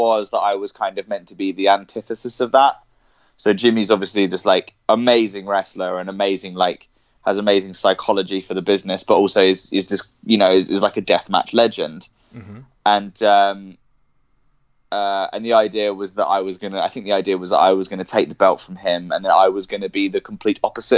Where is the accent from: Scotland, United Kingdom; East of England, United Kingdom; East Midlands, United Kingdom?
East of England, United Kingdom; Cambridge; I was born I was born in Cambridge, and I grew up there